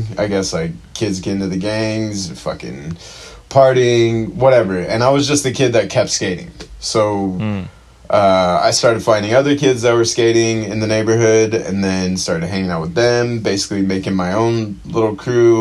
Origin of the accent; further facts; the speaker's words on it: Chula Vista, California, United States; I grew up in Chula Vista, born and raised, been... kind of moving around SD, just pretty much stayed in San Diego my whole life